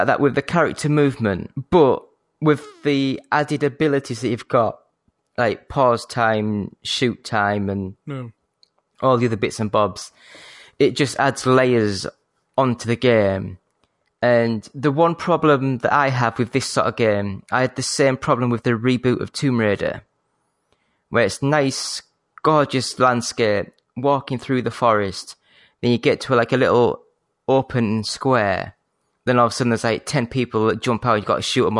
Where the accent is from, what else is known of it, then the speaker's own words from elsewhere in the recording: Yorkshire and the Humber, United Kingdom; I say a fake posh. I'm from Yorkshire. It's as posh as I get, you know.